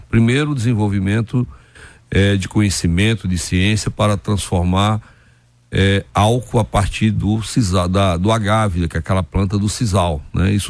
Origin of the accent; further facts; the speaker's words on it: interior of Piauí, Brazil; moved away; sou lá do interior do Piauí, do sertão do Nordeste